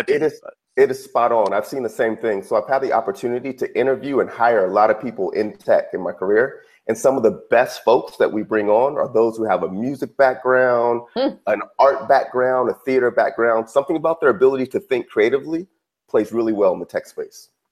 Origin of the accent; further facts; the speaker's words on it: Redwood City, California, United States; I grew up in Silicon Valley, grew up uh, in the Bay Area, a little town called Redwood City.